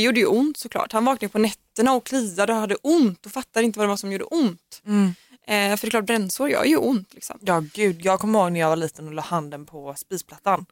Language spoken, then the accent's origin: Swedish; Gothenburg, Västra Götaland, Sweden; jag är från Göteborg